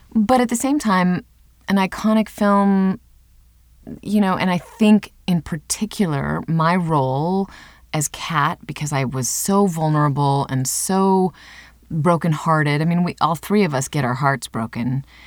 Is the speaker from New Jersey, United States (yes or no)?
no; Cedar Falls, Iowa, United States; I grew up in Cedar Falls, Iowa